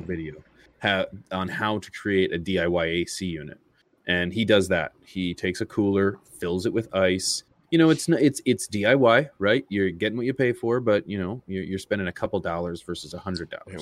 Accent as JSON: {"language": "English", "country": "Canada", "said": "I'm Canadian"}